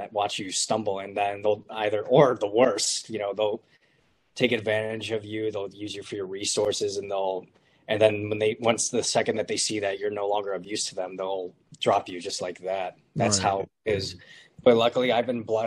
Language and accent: English; Buffalo, New York, United States; moved away as an adult; also born or lived in South Florida; now in Los Angeles, United States; I was born in South Florida, and then I moved to Buffalo, New York when I was just about to turn 5 years old